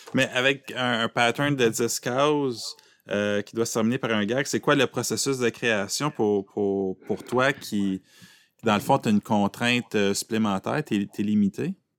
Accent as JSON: {"language": "French", "town": "Aylmer", "region": "Quebec", "country": "Canada", "said": "je viens d'Elmer"}